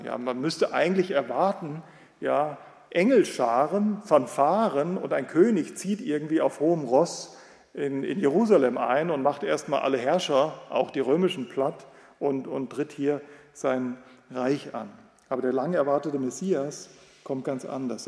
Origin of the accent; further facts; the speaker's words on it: West Germany, Germany; Wenn wir als Westdeutsche, äh, Westdeutsche